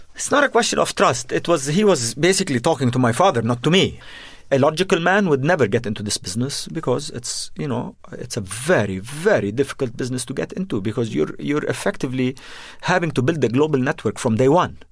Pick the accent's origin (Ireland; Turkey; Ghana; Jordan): Jordan; also born or lived in Beirut, Lebanon; I was born in Beirut and, uh, but grew up in Jordan